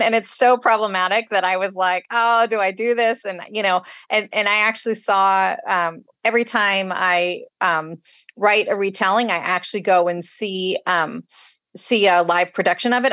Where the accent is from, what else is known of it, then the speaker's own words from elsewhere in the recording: Northern California, United States; moved away as an adult; now in San Diego, United States; Northern California, where I'm actually from